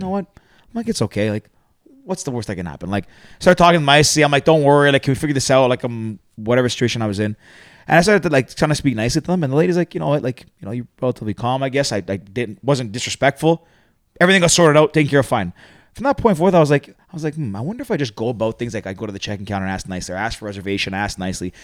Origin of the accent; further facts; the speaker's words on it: Toronto, Ontario, Canada; also born or lived in Greece; born and raised in Toronto.